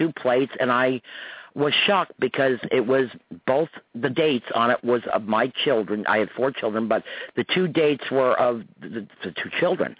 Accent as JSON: {"language": "English", "area": "Croton", "region": "New York", "country": "United States", "tie": "born or raised there", "said": "at the Summerfest in my hometown, Croton Nuts in New York"}